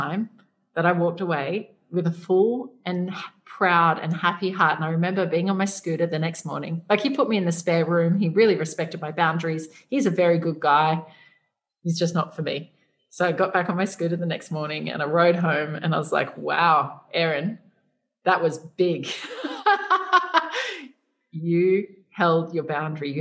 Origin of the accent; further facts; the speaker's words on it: Australia; moved away as an adult; now in Asia; us growing up in Australia